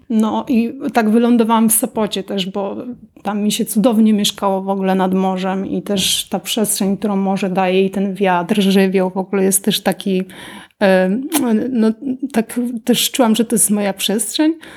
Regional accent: Pabianice, Łódź Voivodeship, Poland; jestem z Pabianic, studiowałam w Łodzi wtedy

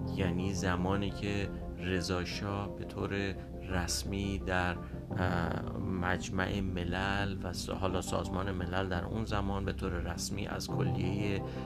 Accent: Iran; moved away; اکثرا ایرانی های خارج از ایران

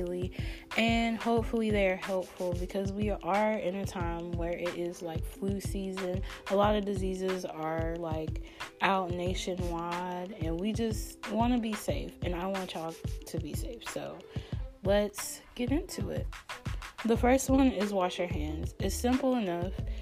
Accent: North Carolina, United States; I'm actually from North Carolina, so being from North Carolina, we get like crazy weather all the time

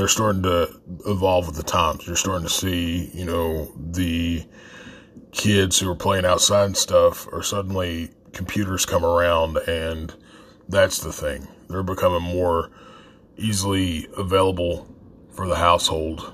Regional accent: Appalachia, United States; a lot of us that grew up in the area

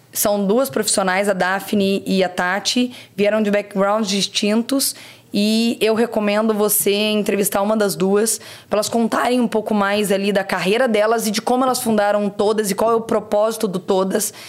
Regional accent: Barra Mansa, Rio de Janeiro, Brazil; moved away as an adult; also born or lived in Três Rios; nasci em Três Rios, eu cresci em Barra Mansa

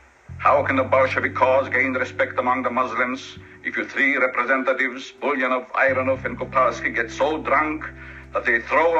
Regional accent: Hungary; English is a second language; moved away as an adult; now in United States; I'm Hungarian by birth. I'm an American now

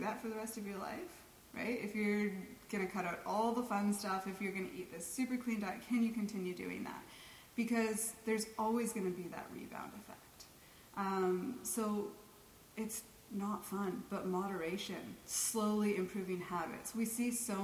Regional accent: Canada; I'm too Canadian

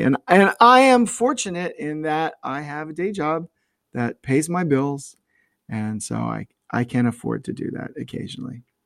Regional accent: North Myrtle Beach, South Carolina, United States; both Mindy and I grew up in the North Myrtle Beach area

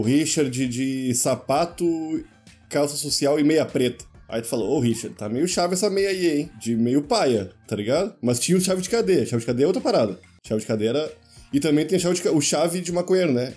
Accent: Rio Grande do Sul, Brazil; moved away; Eu, como uma criança gaúcha

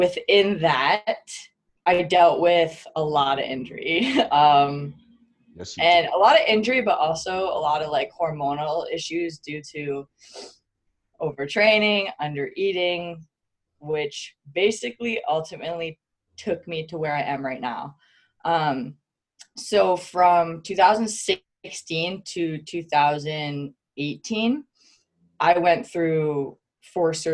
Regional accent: Canada; now in Salt Lake City, United States; I am Canadian. I'm Canadian

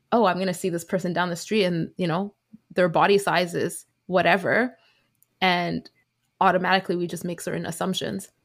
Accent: Vancouver, British Columbia, Canada; I am a second gen Chinese Canadian born and raised in Vancouver

